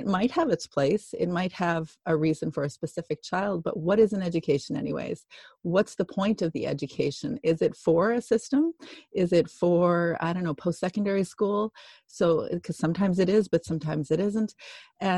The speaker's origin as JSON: {"language": "English", "region": "Alberta", "country": "Canada", "tie": "born or raised there", "moved": "yes", "lives_now": "British Columbia, Canada", "said": "Alberta, where I grew up, and I'm in British Columbia"}